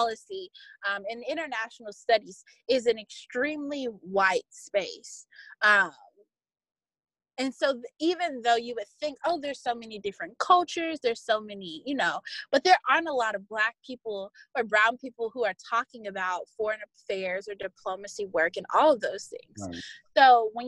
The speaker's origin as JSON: {"language": "English", "country": "United States", "said": "So as an American"}